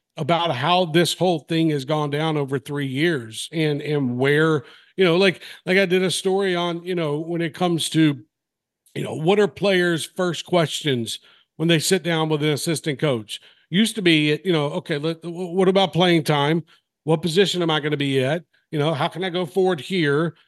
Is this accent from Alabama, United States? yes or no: yes; Mobile, Alabama, United States; moved away as an adult; also born or lived in Nashville; now in Knoxville, United States; I was from Mobile. I was in high school, um, at Davidson.